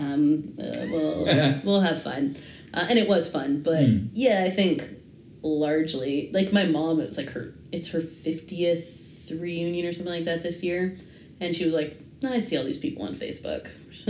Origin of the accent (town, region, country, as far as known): Massachusetts, United States; born or raised there; moved away; also born or lived in California